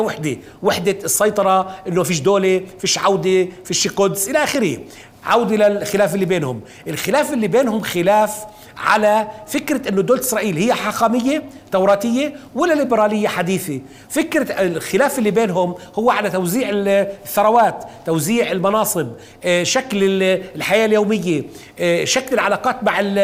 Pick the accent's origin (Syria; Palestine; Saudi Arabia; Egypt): Palestine; لنا كفلسطينيين محتلين